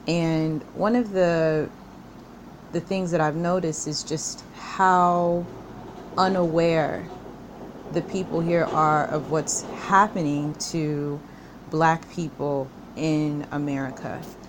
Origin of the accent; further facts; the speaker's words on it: United States; moved away; when they meet you as an African American and, you know, you clarify, you know, yes, I'm from the States